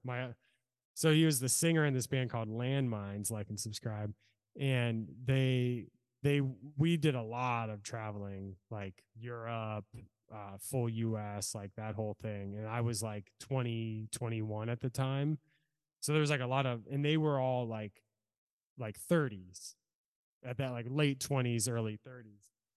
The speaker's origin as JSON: {"language": "English", "town": "Norfolk", "region": "Virginia", "country": "United States", "also_born_or_lived": "California", "moved": "yes", "lives_now": "Salem, United States", "said": "I'm from Norfolk, Virginia"}